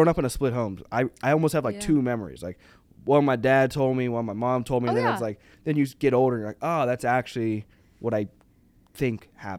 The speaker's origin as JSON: {"language": "English", "region": "the South", "country": "United States", "tie": "born or raised there", "said": "We don't say, like, I don't, like, where I'm from, like, I was raised in the South."}